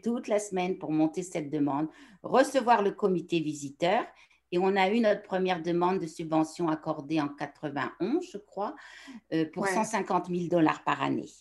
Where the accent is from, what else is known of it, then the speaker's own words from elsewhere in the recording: Picardy, Hauts-de-France, France; moved away as an adult; now in Quebec, Canada; je suis originaire du nord de la France, dans un petit village de la Picardie